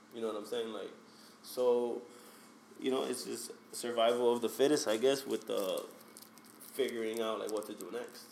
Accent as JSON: {"language": "English", "town": "Hialeah", "region": "Florida", "country": "United States", "tie": "born or raised there", "said": "I'm from Hialeah, Florida. Hialeah is the outskirts of Miami. Um, born and raised there."}